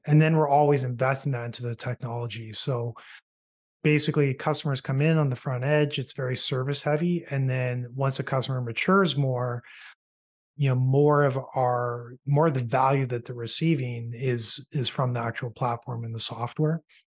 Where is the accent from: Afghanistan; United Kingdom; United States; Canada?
Canada; a Canadian entrepreneur